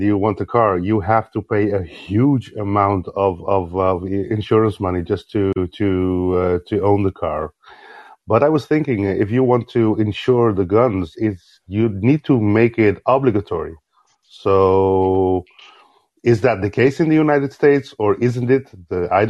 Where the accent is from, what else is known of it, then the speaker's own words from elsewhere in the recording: Netherlands; here in the Netherlands. I'm from the Netherlands anyway.